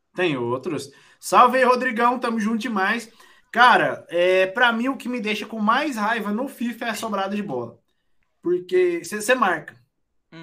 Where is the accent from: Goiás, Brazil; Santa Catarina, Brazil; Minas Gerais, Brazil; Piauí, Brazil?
Goiás, Brazil; eu nunca saí nem de Goiás